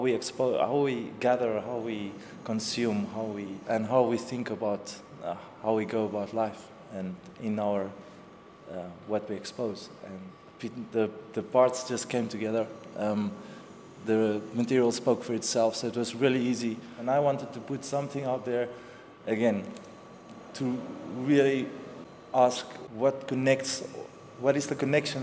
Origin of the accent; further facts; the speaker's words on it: Namibia; moved away as an adult; also born or lived in South Africa; now in Lisbon, Portugal; I'm born in Namibia, from Namibia. I have dual citizenship. I'm also from South Africa. I moved here 3 years ago